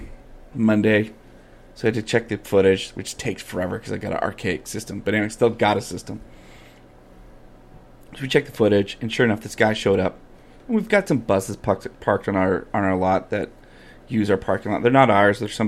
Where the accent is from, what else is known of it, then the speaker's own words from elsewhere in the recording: Calgary, Alberta, Canada; I grew up in Calgary